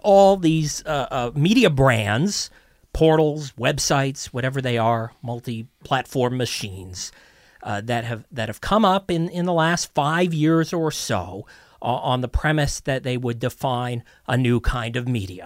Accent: Toronto, Ontario, Canada; born and raised in Toronto

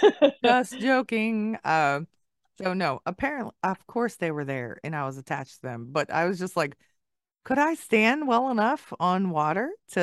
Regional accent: Hawaii, United States; I was born in Hawaii

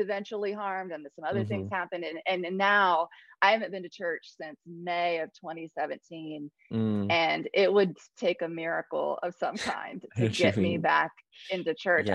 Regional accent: Ohio, United States; moved away as an adult; also born or lived in Cambodia / South Carolina; now in Columbia, South Carolina, United States; I lived in Ohio for 39 years

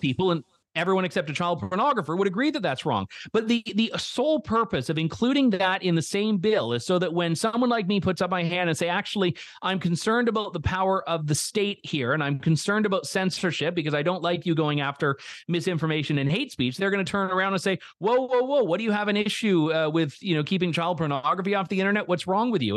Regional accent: Canada; as a Canadian

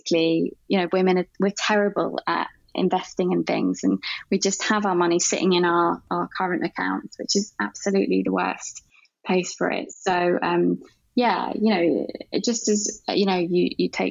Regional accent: London, United Kingdom; I grew up in London

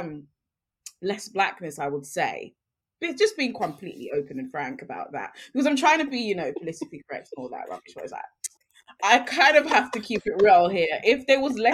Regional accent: London, United Kingdom; I grew up in London, and London is home, absolutely

